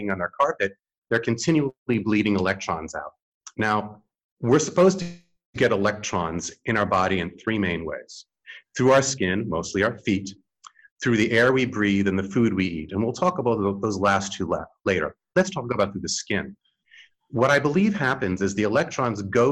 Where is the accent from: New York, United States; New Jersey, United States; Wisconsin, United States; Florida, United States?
New York, United States; New York City; I grew up in New York City in the 8th floor